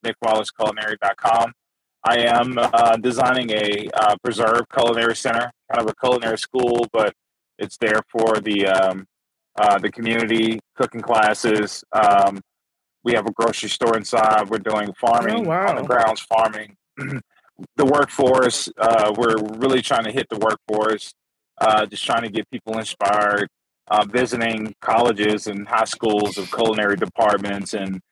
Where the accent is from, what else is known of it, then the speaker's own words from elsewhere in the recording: Mississippi, United States; I was from Mississippi